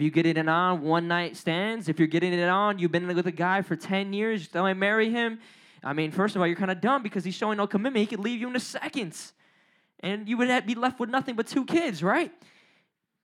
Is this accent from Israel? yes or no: no; Puerto Rico; I'm Puerto Rican. I know I don't look like it, but I'm Puerto Rican.